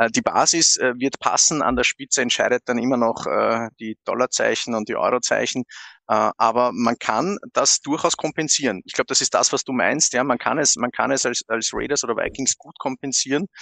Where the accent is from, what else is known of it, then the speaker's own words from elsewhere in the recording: Austria; bei uns in Österreich